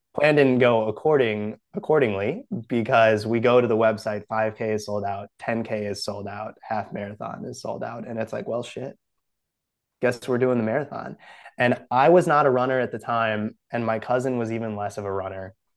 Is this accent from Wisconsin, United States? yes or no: yes; Brookfield, Wisconsin, United States; moved away; I'm from Brookfield, Wisconsin originally